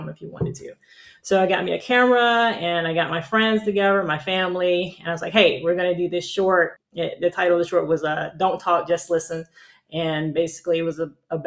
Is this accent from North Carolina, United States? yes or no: yes; North Carolina, United States; moved away as an adult; now in Los Angeles, United States; I'm originally from North Carolina